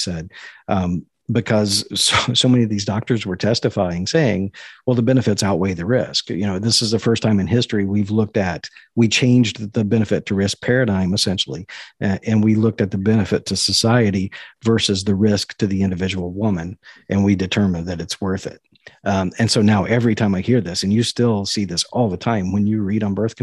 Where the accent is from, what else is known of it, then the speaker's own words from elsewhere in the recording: Kentucky, United States; I was born in Kentucky